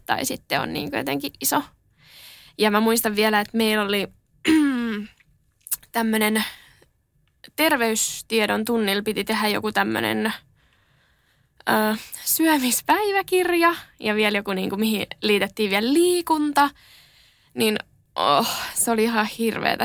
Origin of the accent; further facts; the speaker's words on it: Helsinki, Uusimaa, Finland; olen asunut aina Helsingissä